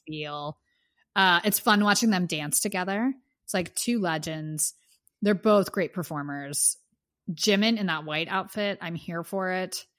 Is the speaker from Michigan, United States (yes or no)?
no; Pittsburgh, Pennsylvania, United States; now in Los Angeles, United States; I am from Pittsburgh